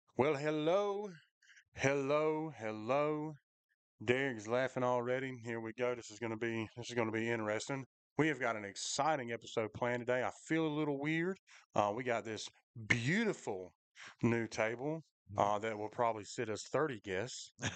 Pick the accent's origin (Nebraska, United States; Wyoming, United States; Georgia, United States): Georgia, United States; Macon; I definitely grew up in Macon